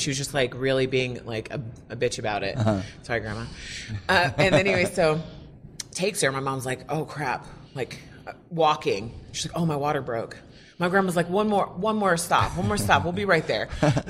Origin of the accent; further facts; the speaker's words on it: Sydney, New South Wales, Australia; born there; I was born outside the Sydney Opera House.